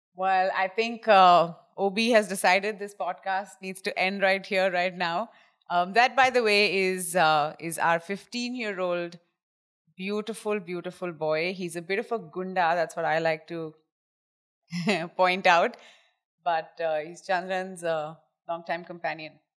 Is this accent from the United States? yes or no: no; India; we come from India